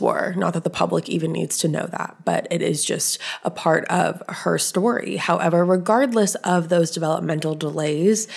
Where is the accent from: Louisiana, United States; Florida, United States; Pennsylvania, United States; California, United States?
California, United States; Southern; I am from Southern California